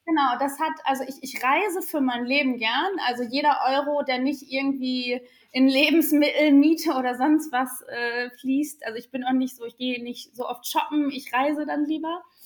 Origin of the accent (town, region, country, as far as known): Sauerland, North Rhine-Westphalia, Germany; born or raised there